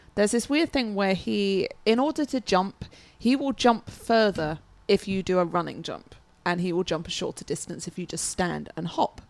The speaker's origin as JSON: {"language": "English", "region": "England", "country": "United Kingdom", "said": "I'm English"}